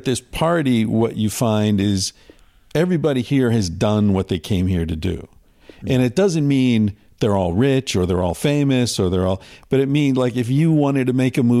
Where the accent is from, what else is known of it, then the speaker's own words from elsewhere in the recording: United States; also born or lived in Spain; now in Los Angeles, United States; I'm American, but I lived in Spain for 25 years.